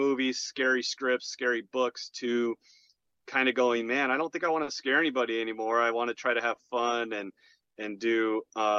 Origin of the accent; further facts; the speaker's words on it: Gilbert, Arizona, United States; also born or lived in Chicago; I grew up in Gilbert, Arizona